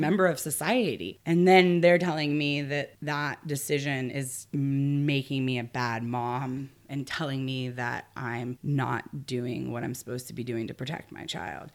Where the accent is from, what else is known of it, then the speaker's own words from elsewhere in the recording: Arlington, Virginia, United States; moved away as an adult; also born or lived in Vermont / Colorado; now in Humboldt County, United States; I was born in Arlington, Virginia, suburb of Washington, D C